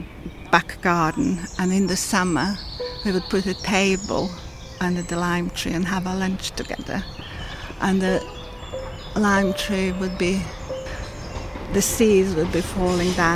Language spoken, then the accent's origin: English; Serbia; now in London, United Kingdom; I'm from Serbia, originally.